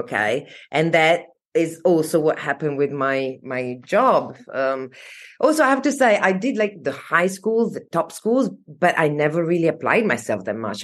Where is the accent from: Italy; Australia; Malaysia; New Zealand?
Italy; moved away as an adult; also born or lived in Denver, United States / Paris / New York / Padua; now in London, United Kingdom; I was born in Italy, and then when I was 17, I went to the US in Colorado, in Denver, actually, for a year abroad